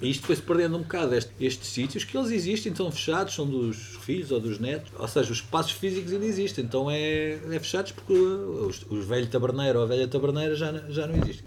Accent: Alcaide, Castelo Branco, Portugal; à minha terra

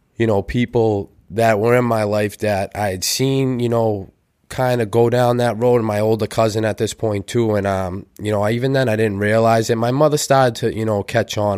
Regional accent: Weymouth, Massachusetts, United States; I grew up in North Weymouth

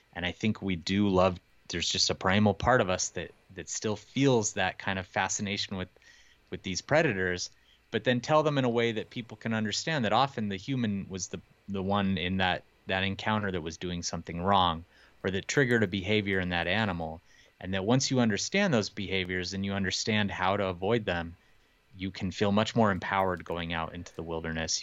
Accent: Montana, United States; I grew up here in Montana

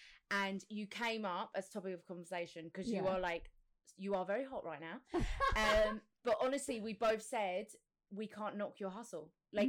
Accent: England, United Kingdom; moved away as an adult; now in Dubai, United Arab Emirates; So from the UK, from just outside London, 45 minutes out. I have been living in Dubai for about 8 years now.

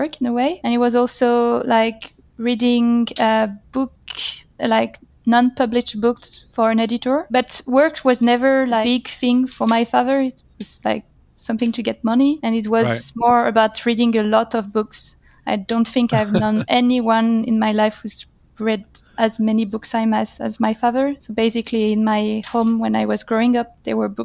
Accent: Paris, Île-de-France, France; I was born in 1991 in Paris, okay. And I'm one of the most sedentary researchers out there. Because I haven't moved that far from Paris. Almost all my life, I've been either in Paris or the suburbs of Paris

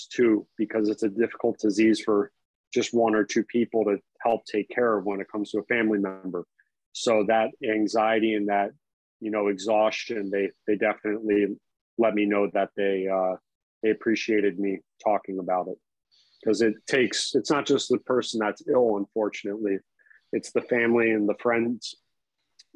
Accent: Florida, United States; also born or lived in New York / Chicago; growing up in Florida

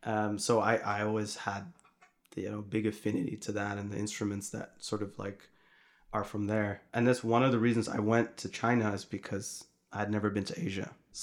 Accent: Utrecht, Netherlands; first language Arabic; English is a second language; So born and raised in the Netherlands, in Utrecht, and Morocco was a big part of the upbringing. I didn't speak any Dutch until I was about 4 or 5. So I only spoke Arabic

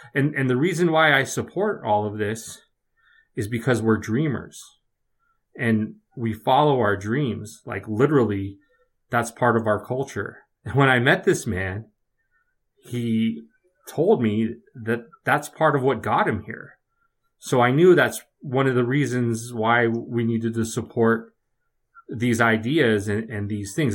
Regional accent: Redwood City, California, United States; moved away; I grew up in the Bay Area. I grew up in, uh, Redwood City, California.

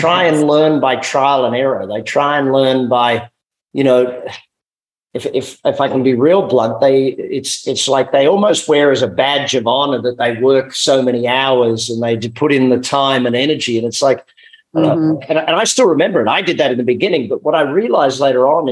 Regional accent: Australia; Being Australian, you know, we're raised with lifestyle being priority over work

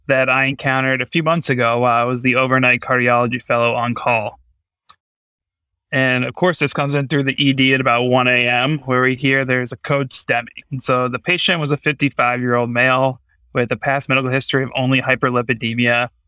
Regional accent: New Hampshire, United States; moved away as an adult; also born or lived in Nashville, Tennessee; now in Boston, United States; Grew up in New Hampshire before heading down to Vanderbilt in Nashville, Tennessee

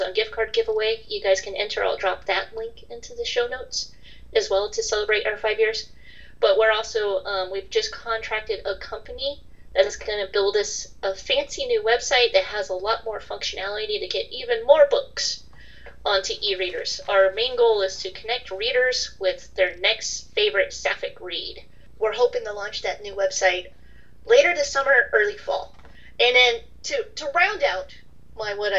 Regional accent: California, United States; being a Californian

